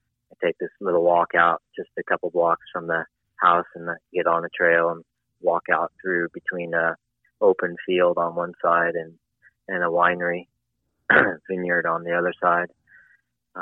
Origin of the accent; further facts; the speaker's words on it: Southern California, United States; also born or lived in Los Angeles / Santa Barbara County / San Diego; now in San Luis Obispo County, United States; I was born in Southern California, coastal Southern California, Los Angeles to be specific, and I grew up in Los Angeles a little bit and some up in Santa Barbara County